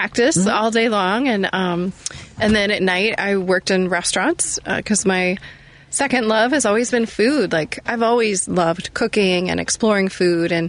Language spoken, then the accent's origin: English; Northern Kentucky, United States; moved away as an adult; now in Chicago, United States; I grew up in Northern Kentucky